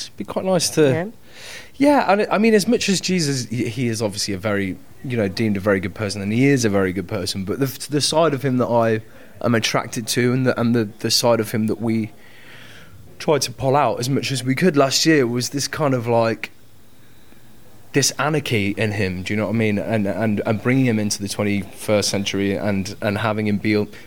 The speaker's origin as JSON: {"language": "English", "town": "Coventry", "region": "West Midlands", "country": "United Kingdom", "said": "I'm from Cov, uh, Coventry"}